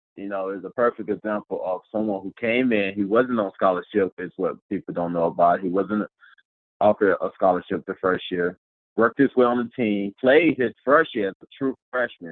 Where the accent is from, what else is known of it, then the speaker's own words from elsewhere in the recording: Georgia, United States; moved away as an adult; growing up in Georgia